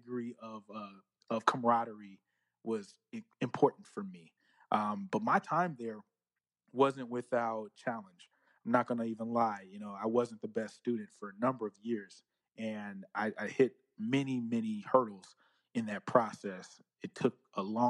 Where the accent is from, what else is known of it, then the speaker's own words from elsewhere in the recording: Northern California, United States; I'm from Northern California.